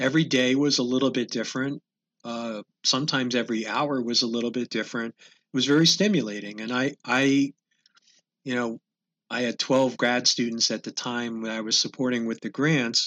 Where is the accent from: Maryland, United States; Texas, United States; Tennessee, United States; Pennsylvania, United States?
Pennsylvania, United States; Philadelphia; moved away; I'm originally from the Philadelphia area